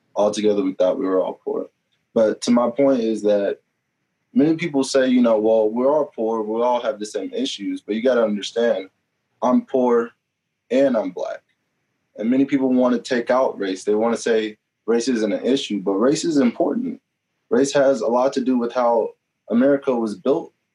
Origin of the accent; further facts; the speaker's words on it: Topeka, Kansas, United States; moved away as an adult; now in Pittsburg, Kansas, United States; I grew up, I'm from Topeka, Kansas